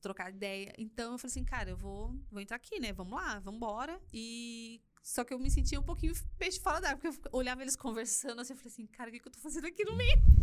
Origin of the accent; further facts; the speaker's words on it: São Paulo, Brazil; moved away as an adult; now in Curitiba, Brazil; eu nasci em São Paulo. Tá. Nasci aqui na, na capital de São Paulo, né, não aqui em, em Campinas, óbvio.